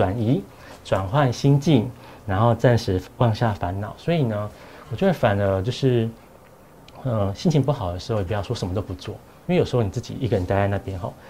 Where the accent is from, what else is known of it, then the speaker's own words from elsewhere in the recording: Taiwan; 我讲这对对我们台湾人蛮重要，